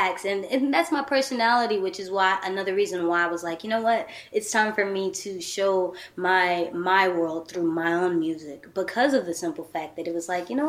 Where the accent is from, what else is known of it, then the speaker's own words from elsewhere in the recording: Texas, United States; I'm from Texas